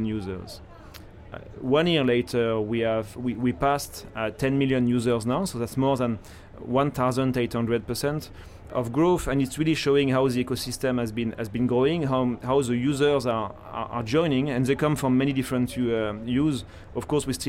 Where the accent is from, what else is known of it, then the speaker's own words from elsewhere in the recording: France; moved away as an adult; now in Hong Kong; I was born in France.